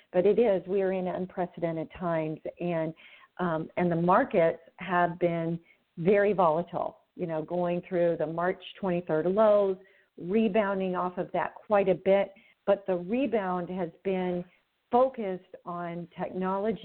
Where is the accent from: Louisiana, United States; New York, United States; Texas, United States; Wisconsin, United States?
Texas, United States; moved away as an adult; now in Southern California, United States; I grew up in Texas and went to the University of Texas at Austin